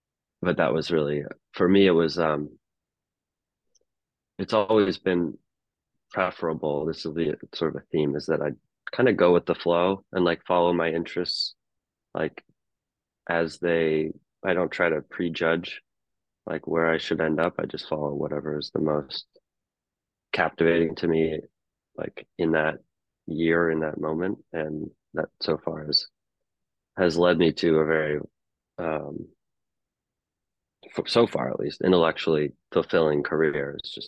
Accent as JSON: {"language": "English", "town": "Anchorage", "region": "Alaska", "country": "United States", "tie": "born or raised there", "said": "But growing up in Alaska, like the baseball season is like only about 3 months compared to in the lower 48"}